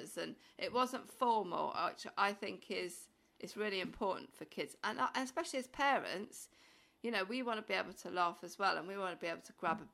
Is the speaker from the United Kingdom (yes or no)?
yes; Pembrokeshire, South Wales, United Kingdom; I'm from South Wales in Pembrokeshire